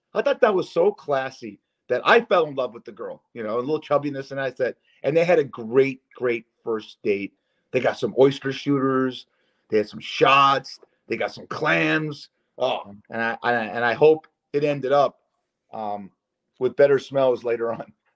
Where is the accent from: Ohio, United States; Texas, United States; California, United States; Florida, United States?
California, United States; Culver City; moved away; my hometown and where you live right now. That area, Culver City